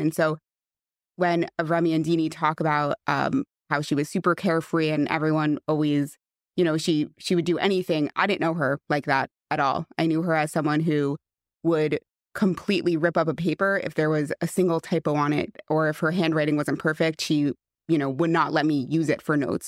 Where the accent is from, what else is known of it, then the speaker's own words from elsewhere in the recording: West Hempstead, New York, United States; I grew up in West Hempstead